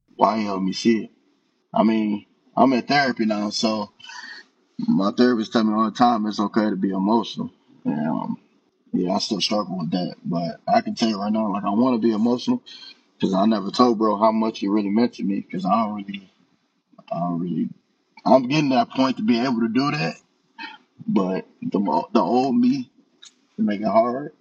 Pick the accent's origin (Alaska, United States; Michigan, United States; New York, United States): Michigan, United States; Detroit; now in Buckeye, United States; I grew up in Detroit, Michigan, and I currently live in Buckeye, Arizona